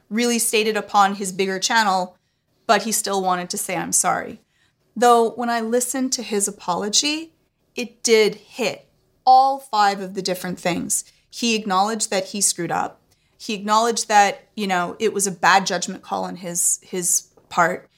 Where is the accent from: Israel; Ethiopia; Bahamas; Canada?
Canada; I'm Canadian